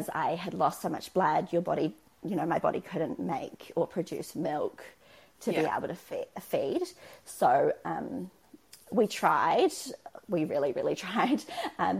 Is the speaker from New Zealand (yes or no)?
yes; Auckland, New Zealand; now in Christchurch, New Zealand; we live in Christchurch, we're from Auckland, we don't have any family here.